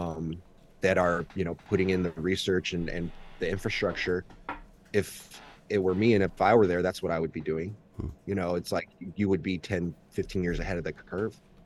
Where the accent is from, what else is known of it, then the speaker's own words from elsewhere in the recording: United States; first language Mandarin; I was born in America